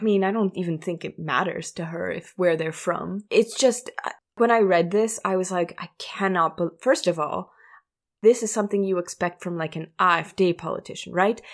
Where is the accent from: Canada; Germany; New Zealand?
Germany; Munich, Bavaria; my hometown.